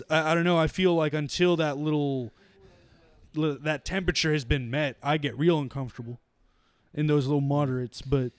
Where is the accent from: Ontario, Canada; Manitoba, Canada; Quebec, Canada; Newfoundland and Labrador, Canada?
Newfoundland and Labrador, Canada; also born or lived in Nova Scotia / New Brunswick; We've been in pretty heavy snowstorms because we're from Newfoundland. And then, like, you know, we came to Nova Scotia and New Brunswick.